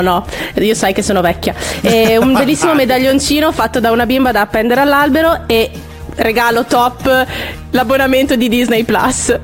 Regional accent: Reggio Emilia, Emilia-Romagna, Italy; nel nostro dialetto, nel dialetto reggiano

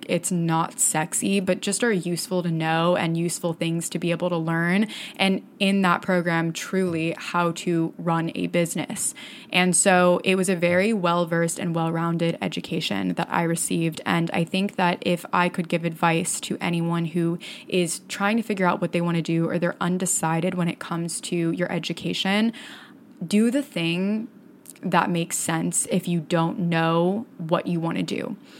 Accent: Florida, United States; I did everything that I could when I was in high school to get out of my hometown and get out of the state of Florida

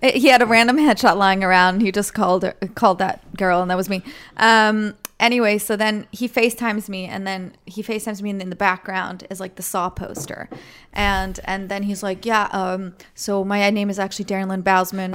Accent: Switzerland; moved away as an adult; now in United States; I'm from Switzerland, And I moved here five years ago.

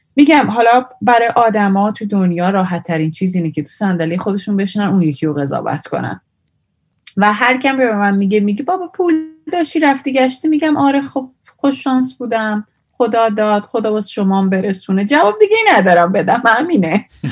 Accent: Iran; moved away; also born or lived in India; ایرانی هستم

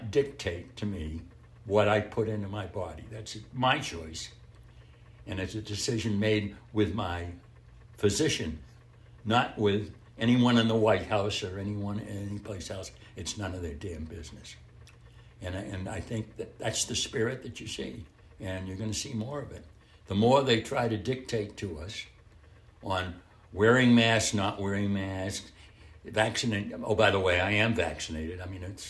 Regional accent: United States; I'm an American

